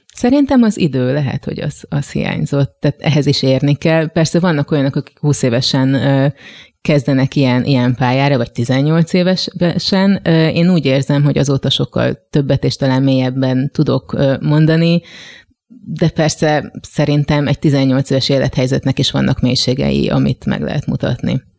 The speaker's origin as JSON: {"language": "Hungarian", "town": "Gödöllő", "region": "Pest", "country": "Hungary", "tie": "born or raised there", "also_born_or_lived": "Budapest", "moved": "as an adult", "said": "én Gödöllőn nevelkedtem, hogyha ezt így lehet mondani, tehát ott jártam iskolába, ott nőttem fel"}